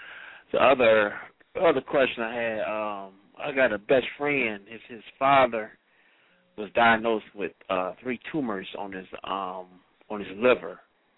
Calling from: Cleveland, Ohio, United States; I'm calling from Cleveland.

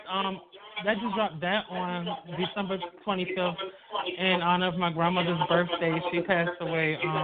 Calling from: Richmond, Virginia, United States; I'm calling from Richmond, Virginia.

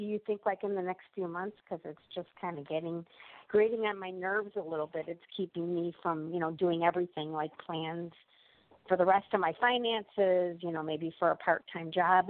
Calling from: Illinois, United States

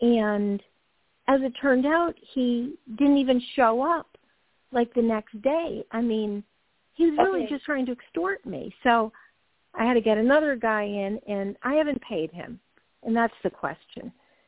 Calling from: Georgia, United States; Hi, Toni. … from Georgia.

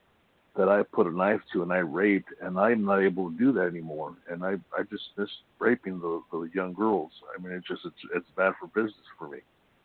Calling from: Imperial Beach, California, United States; from Imperial Beach.

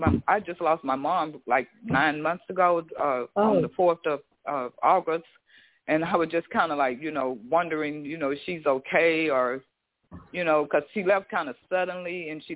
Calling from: Houston, Texas, United States; I'm calling from Houston.

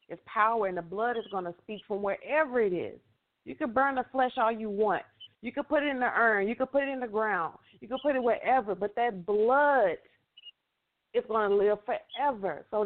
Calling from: Houston, Texas, United States; from um, Houston, Texas. I'm just calling from a different number.

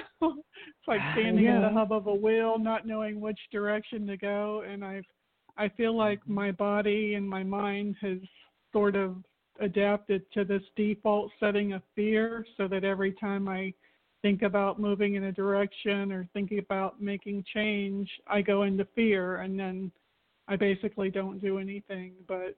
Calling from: Florida, United States; from Florida.

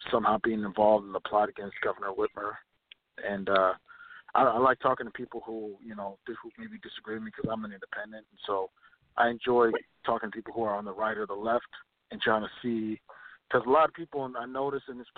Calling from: Minnesota, United States

